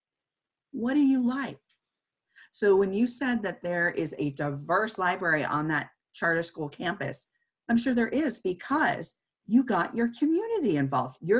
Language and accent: English; Santa Cruz, California, United States; I grew up in California. I grew up in Santa Cruz, which was just right outside of the Bay Area.